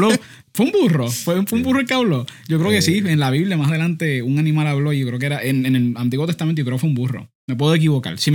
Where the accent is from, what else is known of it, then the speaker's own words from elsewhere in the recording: Puerto Rico; Todavía seguimos, seguimos siendo boricuas, por si acaso.